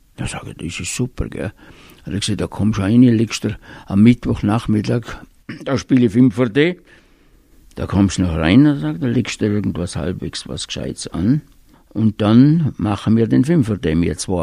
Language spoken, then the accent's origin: German; Höfen, Tyrol, Austria; ich bin aufgewachsen in Höfen bei Reute